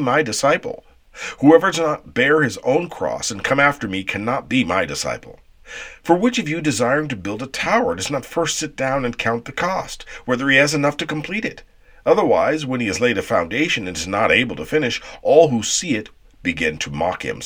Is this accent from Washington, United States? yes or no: yes; Seattle, Washington, United States; I'm from Seattle